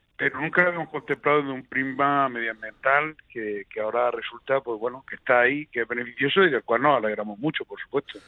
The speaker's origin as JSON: {"language": "Spanish", "region": "Region of Murcia", "country": "Spain", "said": "como murciano"}